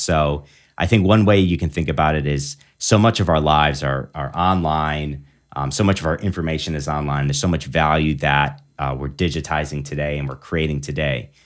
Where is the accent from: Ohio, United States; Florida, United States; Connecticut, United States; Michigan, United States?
Michigan, United States; Big Rapids; moved away as an adult; also born or lived in Annapolis, Maryland / Washington State; now in South Bend, United States; I'm originally from Michigan. Uh, grew up in Big Rapids